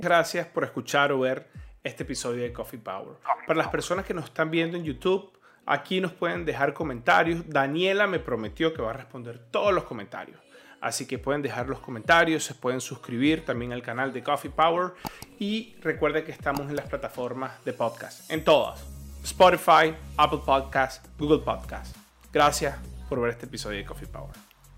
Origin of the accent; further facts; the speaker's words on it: Venezuela; como venezolano